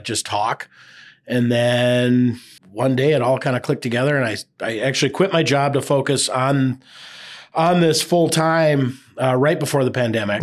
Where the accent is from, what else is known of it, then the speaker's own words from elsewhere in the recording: Burnsville, Minnesota, United States; now in Hudson, United States; I grew up in Burnsville.